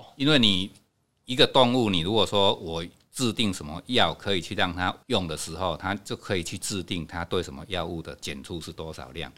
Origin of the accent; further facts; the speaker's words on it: Hanbao Village, Fangyuan Township, Changhua County, Taiwan; 我是汉堡人，从小在这边长大